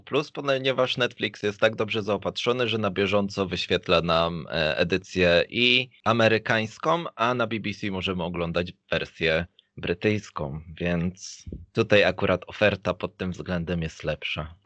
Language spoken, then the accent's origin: Polish; Poland; moved away as an adult